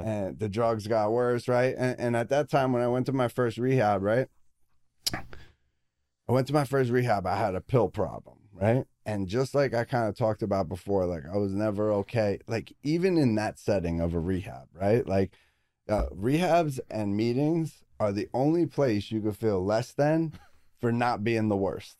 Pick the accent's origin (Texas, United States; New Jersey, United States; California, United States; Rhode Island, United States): New Jersey, United States; Belleville; I was born in Belleville, New Jersey